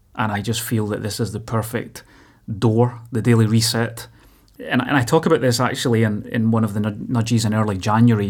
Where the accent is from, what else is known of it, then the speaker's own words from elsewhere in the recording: Motherwell, Scotland, United Kingdom; growing up in Motherwell